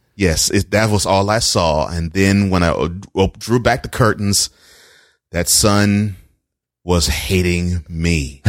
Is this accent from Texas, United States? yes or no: yes; Houston, Texas, United States; now in Nashville, United States; since I grew up in Houston, I am all Houston